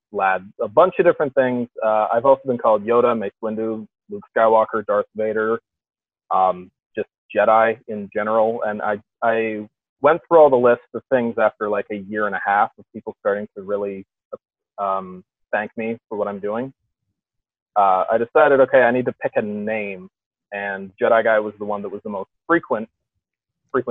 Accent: Thunder Bay, Ontario, Canada; moved away; my hometown of Thunder Bay, Ontario

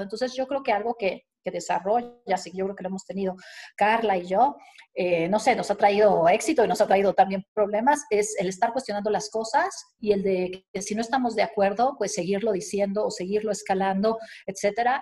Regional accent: Veracruz, Mexico; also born or lived in Mexico City; me considero jarocha de corazón

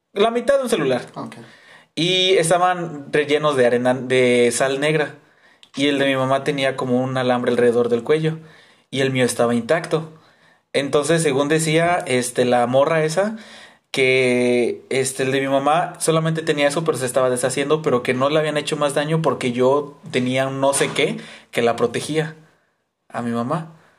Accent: Veracruz, Mexico; cuando era niño, este, aquí en Veracruz, en donde vivimos en el estado

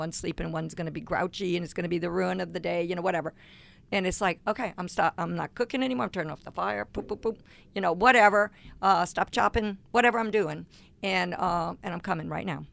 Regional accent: Cajun, Louisiana, United States; I'm a Cajun

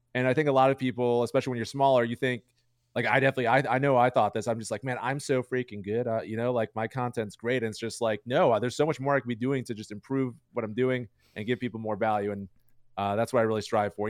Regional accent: Chicago, Illinois, United States; I'm from Chicago.

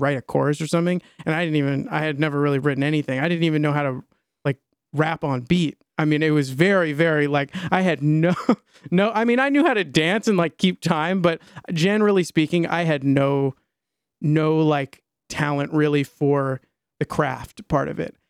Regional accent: Maryland, United States; I grew up in Maryland in a, like, about thirty, forty-five minutes outside of D C, north, uh, west of D C, um, in a suburb

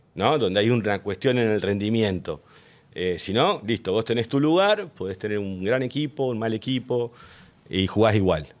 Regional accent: Río Gallegos, Santa Cruz, Argentina; born or raised there

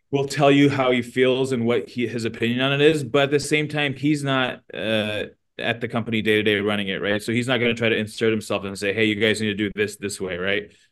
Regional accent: Midwest, United States; we're from the Midwest, um, raised by you know first gener like a immigrant uh, mother

